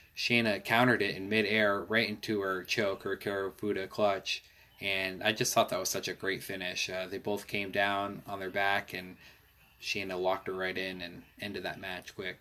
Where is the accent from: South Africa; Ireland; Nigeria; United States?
United States; Omaha, Nebraska; I'm from Omaha